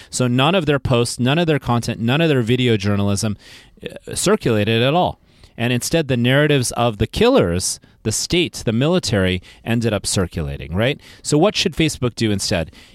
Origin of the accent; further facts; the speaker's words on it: Silicon Valley, California, United States; I'm from Silicon Valley